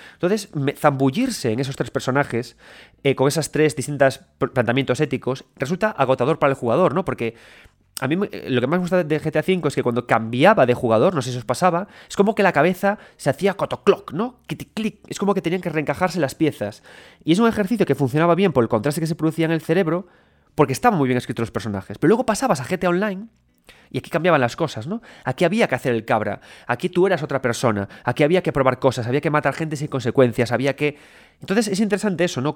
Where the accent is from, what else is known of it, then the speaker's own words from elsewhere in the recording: Galicia, Spain; soy gallego